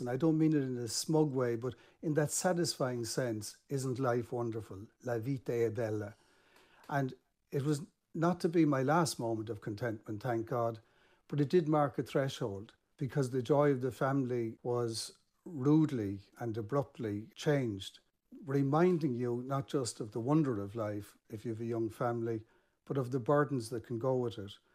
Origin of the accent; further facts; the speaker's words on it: Ireland; in Ireland as an Irish man